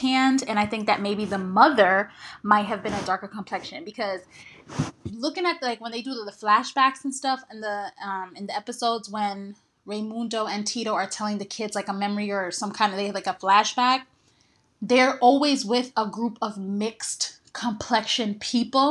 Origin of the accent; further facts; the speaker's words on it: New Jersey, United States; an East Coast child who was born and raised in New Jersey.